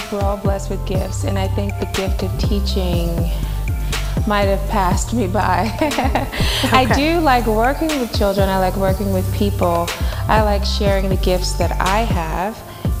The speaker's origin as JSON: {"language": "English", "town": "Little Rock", "region": "Arkansas", "country": "United States", "tie": "born or raised there", "said": "Well, I think I pretty much had a very normal childhood. I grew up in the church."}